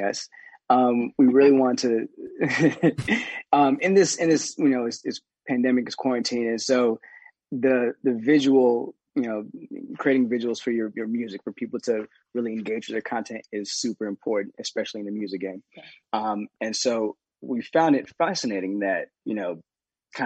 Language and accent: English; Atlanta, Georgia, United States; I'm from Atlanta